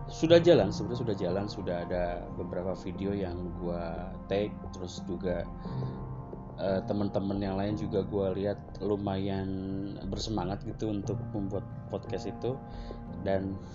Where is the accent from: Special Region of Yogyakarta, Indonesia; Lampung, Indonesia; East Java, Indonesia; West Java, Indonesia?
West Java, Indonesia; Cikarang; harusnya setiap gue libur tuh gue harus pulang ke kampung halaman gue di Cikarang